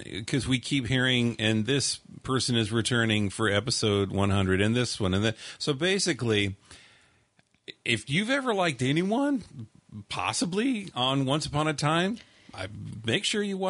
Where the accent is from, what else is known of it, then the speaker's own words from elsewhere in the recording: San Bernardino, California, United States; from the massacre in San Bernardino, my hometown. And it's kind of really surreal having the world look at a street and a town that I drove around and drove down for years.